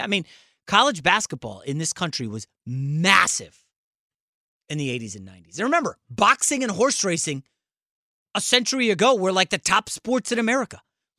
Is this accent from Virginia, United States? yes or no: yes; Virginia, United States; Patrick Ewing and Georgetown were a huge deal where I grew up in Northern Virginia.